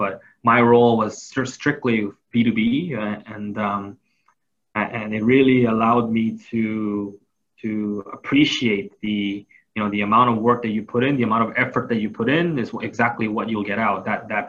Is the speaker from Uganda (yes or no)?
no; Thailand; I grew up in Thailand. So, you know, as much as I would like to say that I know of Korea and know of my home city, Seoul, I never got to experience it as an adult.